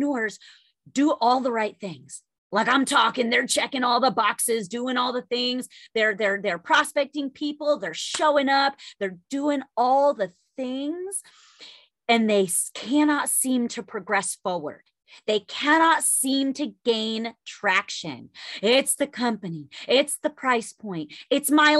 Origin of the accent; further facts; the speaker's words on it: New York, United States; I'm Italian and I'm a New Yorker